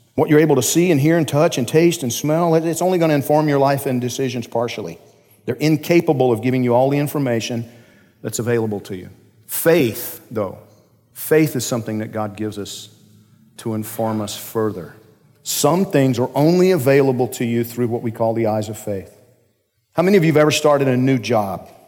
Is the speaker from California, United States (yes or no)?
no; Georgia, United States; I'm from Georgia